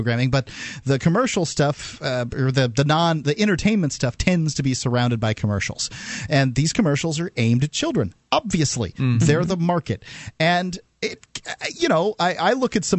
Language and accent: English; Bradenton, Florida, United States; I grew up in Bradenton, Florida